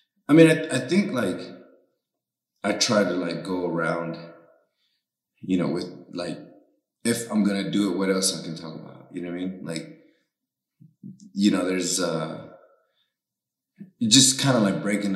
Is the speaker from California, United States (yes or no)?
yes; the Bay Area, California, United States; first language Spanish; English is a second language; now in Las Vegas, United States; I'm from the Bay